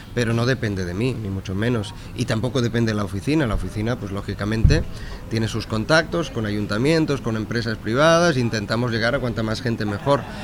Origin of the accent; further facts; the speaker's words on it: Sabadell, Catalonia, Spain; mi ciudad, Sabadell